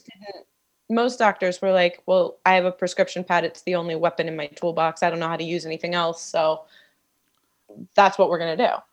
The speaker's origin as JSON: {"language": "English", "area": "D.C.", "region": "Maryland", "country": "United States", "tie": "born or raised there", "said": "I grew up outside of Washington, D C, and Maryland"}